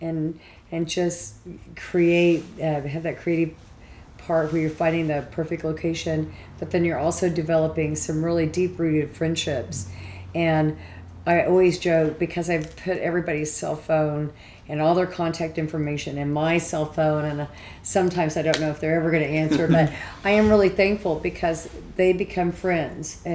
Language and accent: English; Oklahoma, United States; also born or lived in California; I have worked in California, and I went to school, but I grew up here in Oklahoma